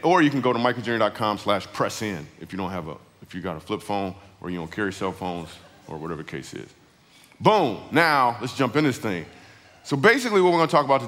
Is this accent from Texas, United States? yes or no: no; Michigan, United States; I grew up in Michigan